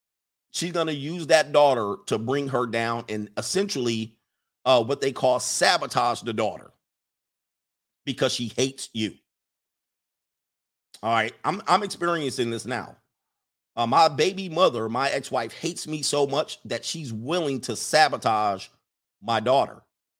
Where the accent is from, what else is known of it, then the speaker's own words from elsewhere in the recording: Midwest, United States; I grew up in the Midwest in one of the most ghettoest towns there is, all right?